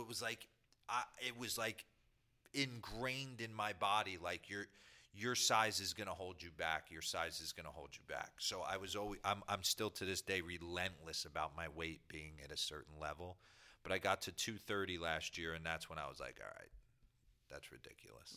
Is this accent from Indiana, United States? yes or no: no; New Jersey, United States; I grew up in New Jersey